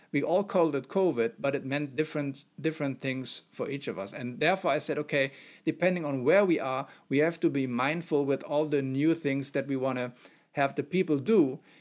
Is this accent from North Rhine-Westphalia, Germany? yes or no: yes; Mönchengladbach, North Rhine-Westphalia, Germany; also born or lived in Aachen; I'm born and raised in the center of Germany more, and so not in Bavaria, in a very small town that is part of a city of Mönchengladbach